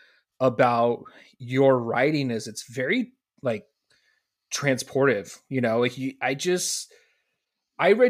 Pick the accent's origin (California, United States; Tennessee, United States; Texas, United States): California, United States; just north of Sacramento, Northern; moved away as an adult; also born or lived in Montana; So I grew up in Northern California, grew up just north of Sacramento